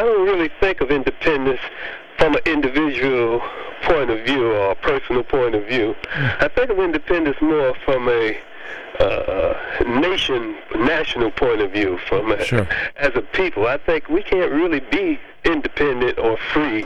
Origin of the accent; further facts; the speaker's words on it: United States; also born or lived in Algeria; I was born here in America